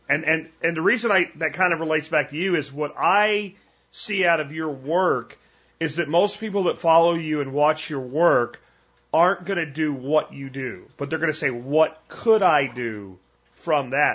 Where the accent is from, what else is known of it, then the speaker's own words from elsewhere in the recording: Florida, United States; now in Texas, United States; when I grew up in Florida